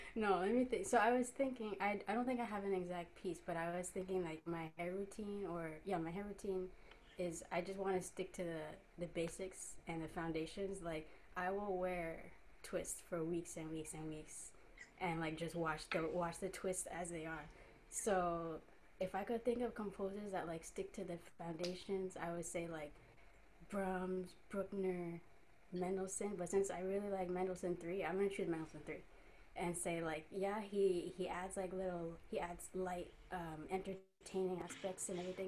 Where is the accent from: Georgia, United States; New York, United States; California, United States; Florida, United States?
New York, United States; I'm from Queens, New York